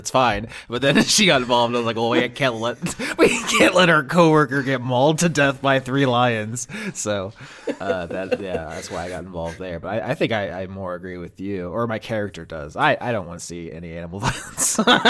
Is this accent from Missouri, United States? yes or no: no; Florida, United States; I mean, although I'm literally from Florida, which just means like flower place.